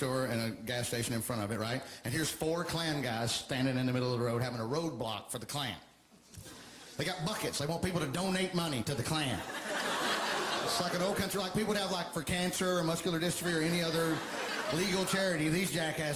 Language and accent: English; Alabama, United States; moved away